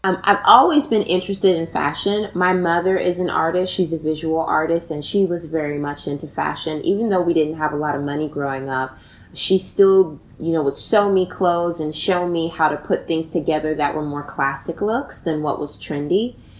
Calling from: New York City, New York, United States; I am calling from the Bronx, New York

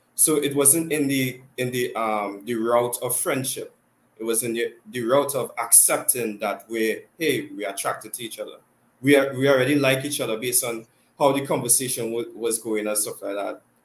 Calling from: Trinidad & Tobago; Yep, I'm calling from Trinidad and Tobago

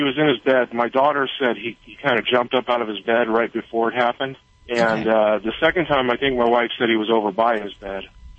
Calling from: Cottonwood, California, United States

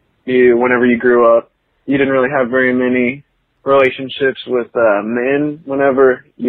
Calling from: Northwest Arkansas, United States; I'm calling in from Northwest Arkansas.

